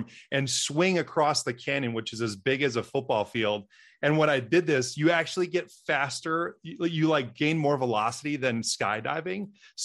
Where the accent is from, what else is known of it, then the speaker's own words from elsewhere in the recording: Wisconsin, United States; I'm from Wisconsin, the dairyland state